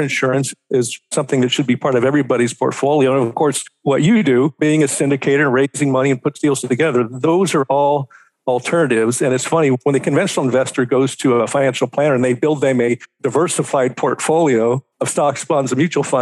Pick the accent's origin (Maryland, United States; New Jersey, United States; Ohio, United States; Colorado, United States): Ohio, United States; Cincinnati; moved away as an adult; also born or lived in Daytona Beach, Florida / Seattle, Washington; I'm originally from Cincinnati, Ohio